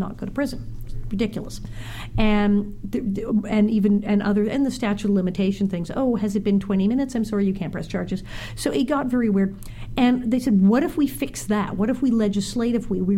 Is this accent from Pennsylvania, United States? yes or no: no; California, United States; growing up in California